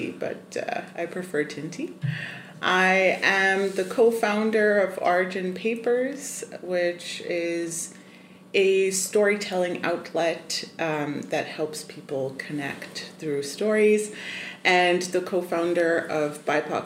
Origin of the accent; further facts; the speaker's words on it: Zimbabwe; I was born and raised in Zimbabwe